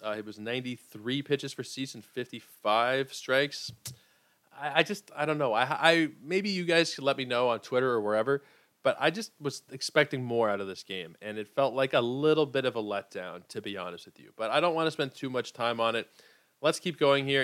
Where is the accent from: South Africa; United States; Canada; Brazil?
Canada; I'm Canadian